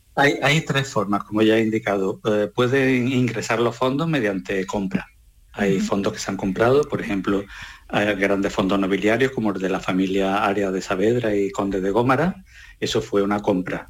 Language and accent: Spanish; Posadas, Andalusia, Spain; mi pueblo, al lado de Posada, mm, Córdoba